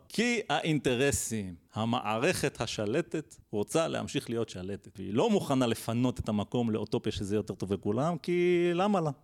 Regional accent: Israel; כשאנחנו גדלנו גם בישראל

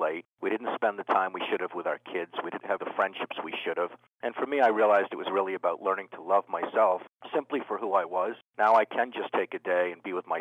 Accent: Needham, Massachusetts, United States; I was brought up in Needham, Massachusetts

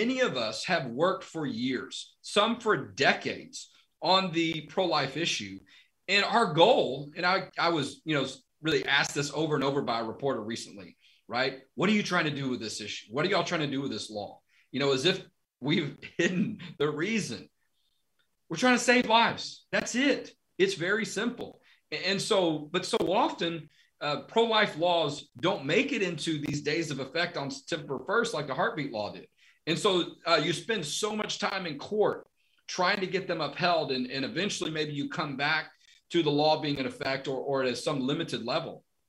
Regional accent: Texas, United States; I'm proud that I'm from Texas

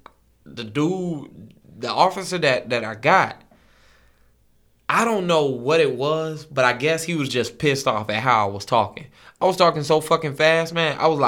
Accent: the South, United States; I'm a Southerner.

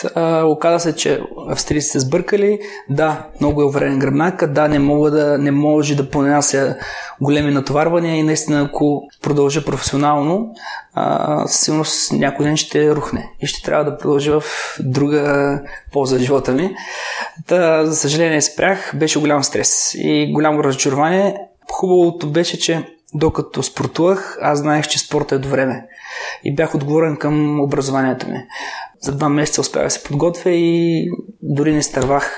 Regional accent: Gabrovo, Gabrovo Province, Bulgaria; аз съм от Гавро

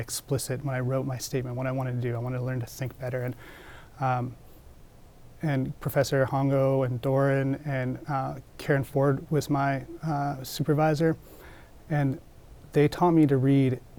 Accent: Comox Valley, Vancouver Island, British Columbia, Canada; I grew up in the Comox Valley on Vancouver Island

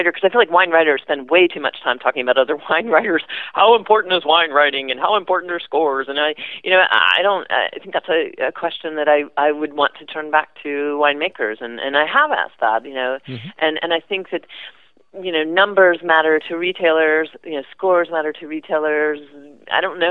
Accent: Midwest, United States; also born or lived in the South, United States / Ireland; I grew up in the Midwest and a little bit in the South

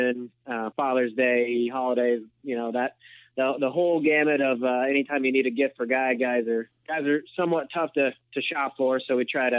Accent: St. Louis, Missouri, United States; moved away as an adult; also born or lived in Los Angeles, California; now in Overland Park, Kansas, United States; I grew up in the St. Louis area, so spent about 8 years in LA, and now back in the Midwest

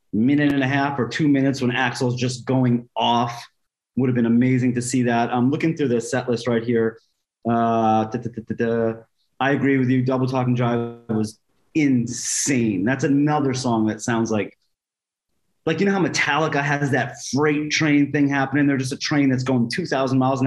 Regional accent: New York City, New York, United States; I'm a Jewish kid growing up in Bayside, Queens

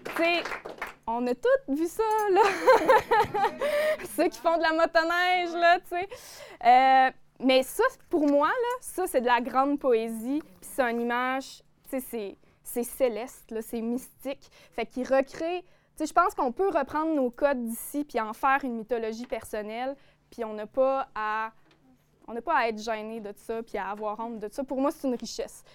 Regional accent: Côte-Nord, Quebec, Canada; accent: notre accent d'ici; je viens d'ici, euh, évidemment, mes références, ce dont j'ai envie de parler, ben, c'est mon territoire, c'est la côte nord, c'est mes souvenirs d'enfance que j'ai vécu

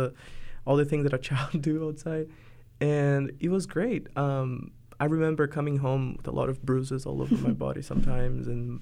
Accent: countryside of the state of São Paulo, Brazil; English is a second language; moved away as an adult; also born or lived in Portland, Oregon; now in Oregon, United States; So I grew up in the countryside of the state of São Paulo, which is one of the most populated cities in Brazil, and where is the largest city in South America, São Paulo, which is also a city and a state.

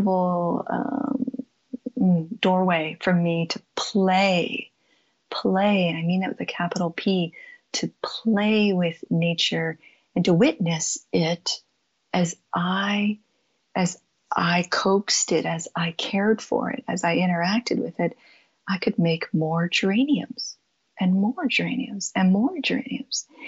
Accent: San Jose, California, United States; moved away; also born or lived in Pacific Northwest / Tucson, Arizona; I grew up in San Jose, California

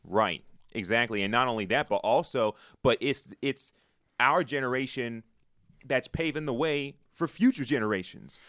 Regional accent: New York, United States; I'm a native of New York

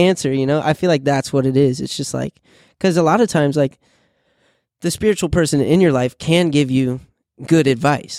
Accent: Illinois, United States; moved away; I'm from Illinois originally.

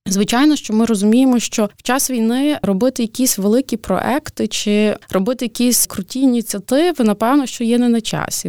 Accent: Lviv, Lviv Oblast, Ukraine; ми, львів'яни

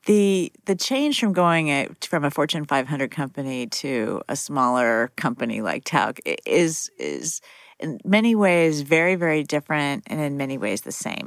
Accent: Fairmont, West Virginia, United States; moved away; my hometown of Fairmont, West Virginia

